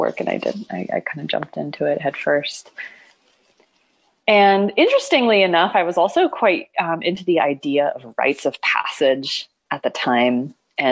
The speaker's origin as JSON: {"language": "English", "region": "Oregon", "country": "United States", "tie": "born or raised there", "also_born_or_lived": "Hawaii", "moved": "as an adult", "said": "I grew up in Oregon"}